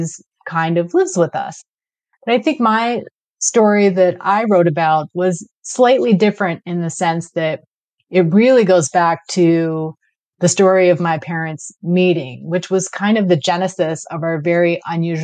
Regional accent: London, United Kingdom; now in Klahoose territory (Cortes Island area), Canada; I was born in London, England to a Sikh father and an English mother.

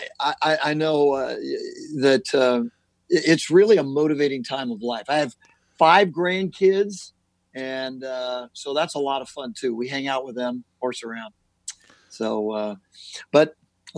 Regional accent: Southern California, United States; I'm born and raised in Southern California

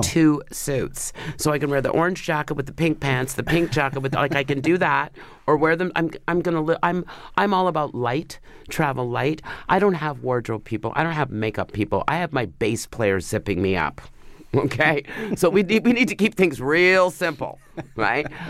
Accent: Canada; I'm a Canadian

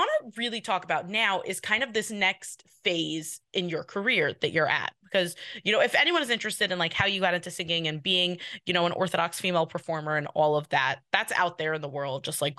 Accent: New York, United States; I'm from New York.

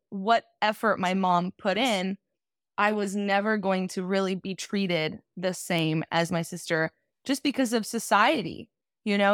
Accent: Garden Grove, California, United States; moved away as an adult; now in Los Angeles, United States; I'm actually from a small town in Orange County. I guess it's not that small, but it's called Garden Grove. Went to Garden Grove High School

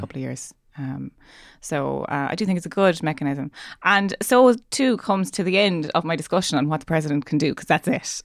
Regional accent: Ireland; me being Irish

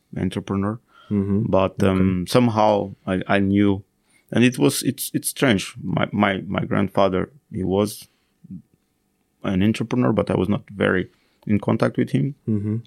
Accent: Portugal; moved away as an adult; also born or lived in Finland; So I came back to Portugal

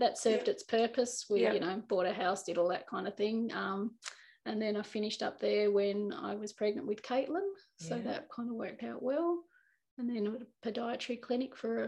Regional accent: Riverside, Tasmania, Australia; I grew up in Tassie. I'm a Tassie girl, grew up in Riverside, so I've always been in the Tamar.

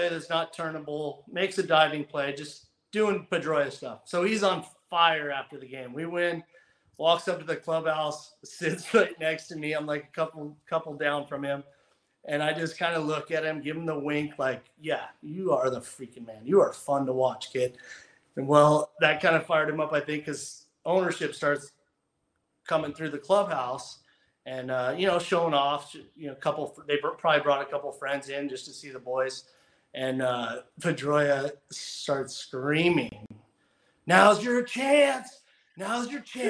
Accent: Southern California, United States; I'm from Southern California

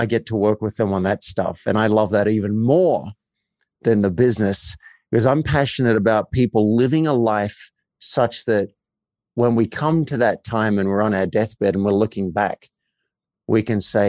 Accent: Australia; I grew up in a country town in Australia.

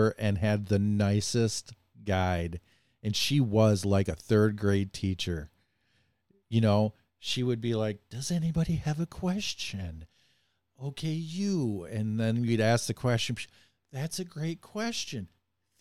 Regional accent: Bay City, Michigan, United States; I grew up in a city called Bay City, Michigan

